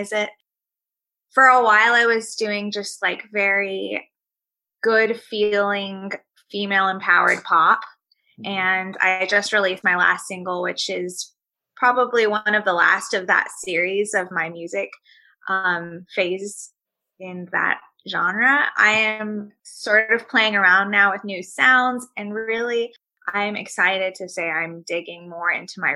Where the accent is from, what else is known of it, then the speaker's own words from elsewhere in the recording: Nagaland, India; moved away; where I'm from originally, my home state of Nagaland is, you know, just under China.